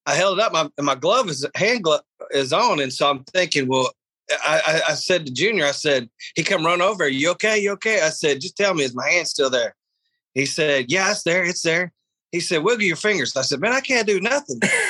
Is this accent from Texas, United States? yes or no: yes; Texas, United States; I'm from Texas